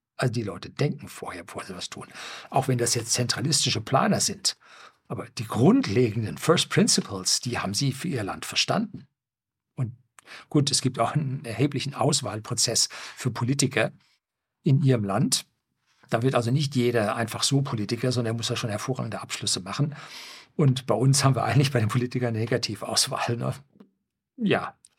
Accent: Germany; bei uns in Norddeutschland

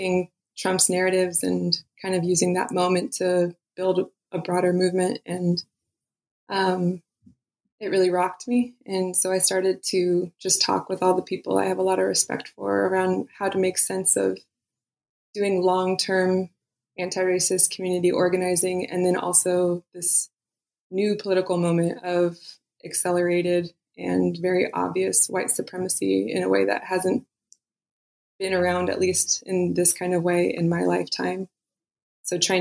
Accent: Eastern Sierras, California, United States; I was born and raised in California, and I grew up in the Eastern Sierras

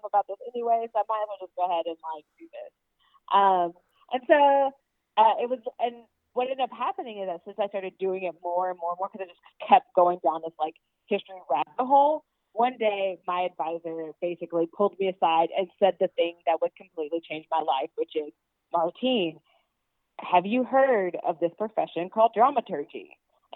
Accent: Norfolk, Virginia, United States; I'm from Norfolk, Virginia

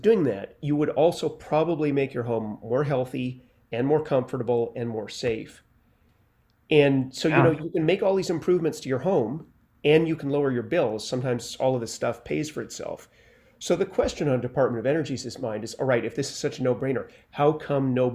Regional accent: Canada; moved away as an adult; now in New York, United States; I was born and raised in Canada, and I came to New York about 30 years ago

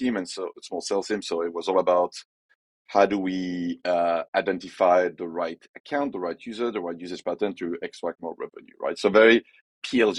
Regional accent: France; accent: French; English is a second language; moved away as an adult; also born or lived in Brussels / Shanghai / Canterbury / Paris; now in San Francisco, United States; as you can tell by my accent, I'm French

